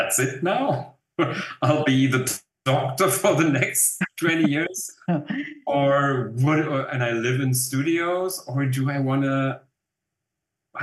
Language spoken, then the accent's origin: English; Germany; accent: German; English is a second language; moved away as an adult; now in South Africa; maybe you still can hear that I'm German